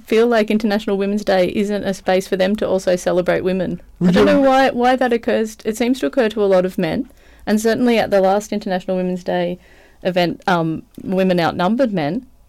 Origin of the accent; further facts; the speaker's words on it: Australia; I mean, my experience is obviously being an Australian woman and a white woman